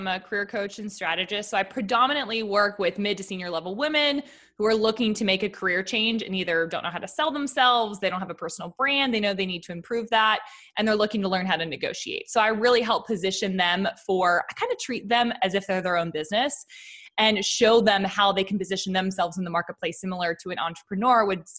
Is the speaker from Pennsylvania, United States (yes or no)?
yes; Pittsburgh, Pennsylvania, United States; I'm originally from Pittsburgh.